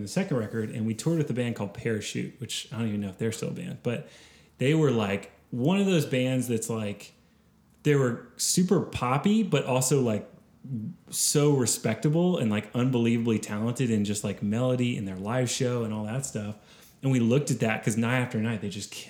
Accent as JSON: {"language": "English", "town": "Austin", "region": "Texas", "country": "United States", "tie": "born or raised there", "said": "I grew up in Austin. I'm a hometown kid"}